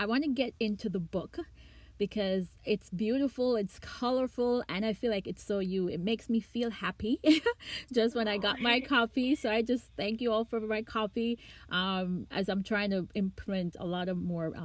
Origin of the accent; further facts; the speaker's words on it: Jamaica; I'm Jamaican